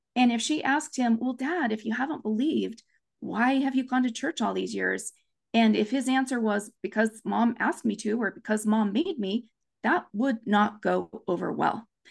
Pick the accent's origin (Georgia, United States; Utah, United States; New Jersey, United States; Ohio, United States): Utah, United States; Provo; also born or lived in Japan; now in Orem, United States; I grew up in Provo, Utah, Happy Valley, U S A.